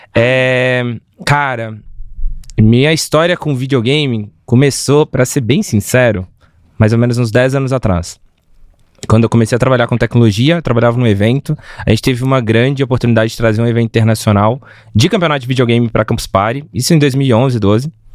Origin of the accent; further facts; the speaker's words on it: Minas Gerais, Brazil; eu sou mineiro, né? Eu sou de uma cidade do lado de Belo Horizonte